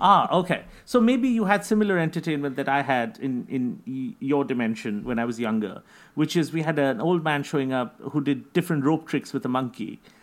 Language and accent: English; India; I'm from India